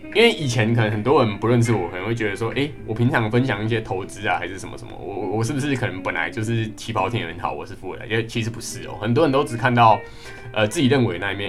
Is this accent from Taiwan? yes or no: yes; Kaohsiung, Taiwan; moved away as an adult; 回去，呃，家乡，因为我是， 我是高雄人